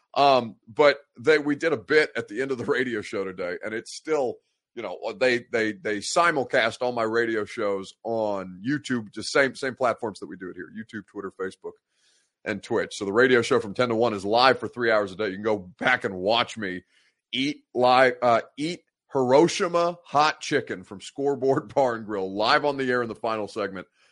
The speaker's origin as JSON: {"language": "English", "country": "United States", "tie": "born or raised there", "said": "I was conceived in Egypt. They came back here to the States to have me"}